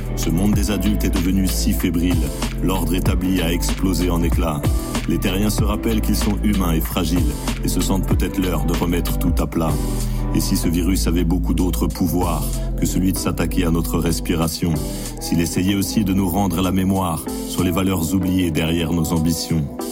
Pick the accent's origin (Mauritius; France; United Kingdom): France; Saint-Denis, Île-de-France; je suis originaire euh, de Saint-Denis.